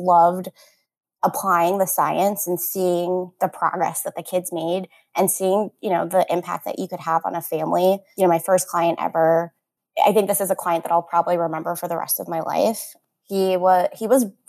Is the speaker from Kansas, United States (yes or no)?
no; Florida, United States; I'm from Florida and I'm local here.